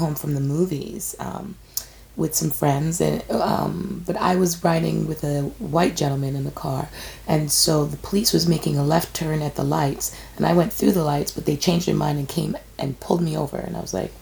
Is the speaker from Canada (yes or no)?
yes; Canada; we're Canadian. We came here. We're Canadians.